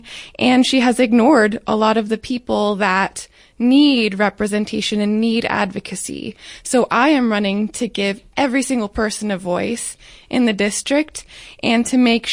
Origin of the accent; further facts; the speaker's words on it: Western Pennsylvania, United States; moved away; I grew up in Western Pennsylvania, where my family was and is still Republican.